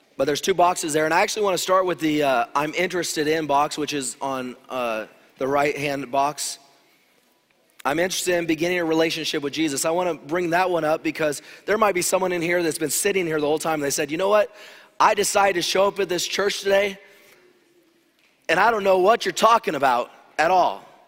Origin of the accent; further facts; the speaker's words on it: Loma Linda, California, United States; moved away; I grew up in Loma Linda